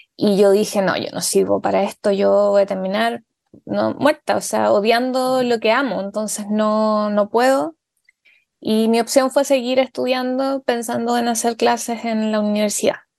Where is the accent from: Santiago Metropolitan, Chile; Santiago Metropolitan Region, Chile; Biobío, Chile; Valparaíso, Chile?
Biobío, Chile; Tomé; yo soy de Tomé, que eso es muy importante para mí, siempre eh, lo digo, eh, porque para mí es fundamental saber y que, que se sepa que, que, he sido criada en provincia